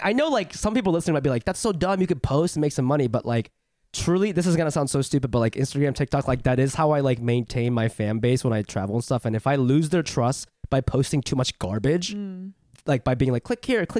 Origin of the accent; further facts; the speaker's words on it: Ohio, United States; moved away; I grew up in Ohio